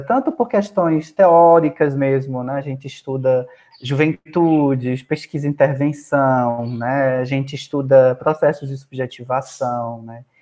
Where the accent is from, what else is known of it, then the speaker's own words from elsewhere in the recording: Juazeiro do Norte, Ceará, Brazil; now in Fortaleza, Brazil; E sou do Cariri, então o Cariri é uma região do interior do estado do Ceará, né? Sou de Juazeiro do Norte mas atualmente resido né, na cidade de Fortaleza